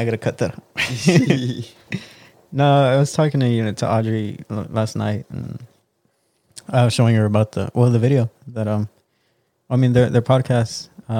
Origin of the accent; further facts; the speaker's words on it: the Rio Grande Valley, Texas, United States; I mean, I'm from the Valley.